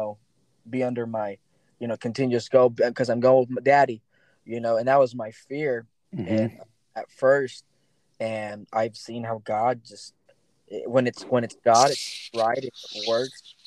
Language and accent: English; United States; also born or lived in Ensenada, Mexico; I'm from the States